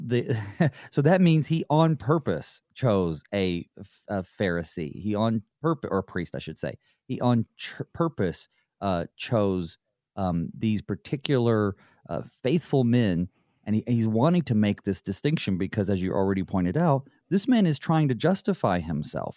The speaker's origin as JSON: {"language": "English", "region": "the South", "country": "United States", "tie": "born or raised there", "said": "I grew up in the South, uh, born, born in nineteen eighty, so I grew up, I guess, really in the nineties."}